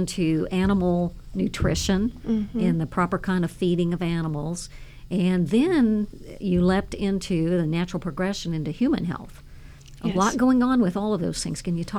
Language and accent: English; Dayton, Ohio, United States; I was raised in Dayton, Ohio, though, where Kentuckians went in throngs.